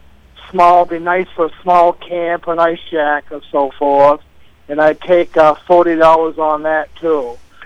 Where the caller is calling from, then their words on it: East Dixfield, Maine, United States; and I'm calling from East Dixfield.